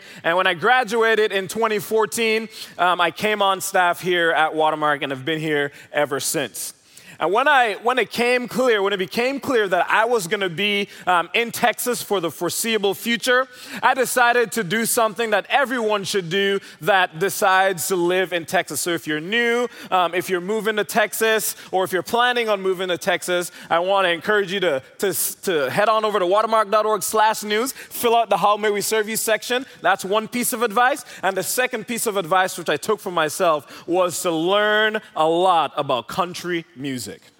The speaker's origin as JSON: {"language": "English", "country": "Jamaica", "lives_now": "Dallas, United States", "said": "I'm originally from Jamaica, if you're wondering where the accent is from."}